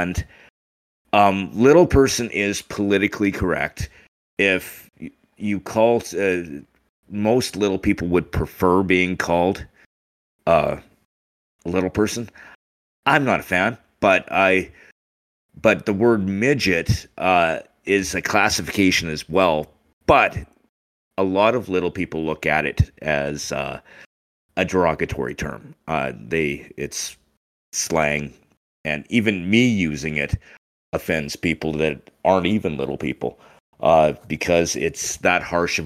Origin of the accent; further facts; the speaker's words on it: Taber, Alberta, Canada; also born or lived in Winnipeg, Manitoba; So actually, I was born in Winnipeg. Both my parents were originally from Winnipeg. When I was about 6 years old, we moved, and we've been in Alberta ever since. I grew up in Tabor.